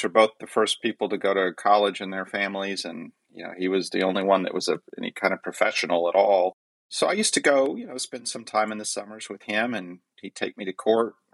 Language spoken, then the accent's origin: English; Pensacola, Florida, United States; born there; I was born in January 30th, 1970, in Pensacola, Florida.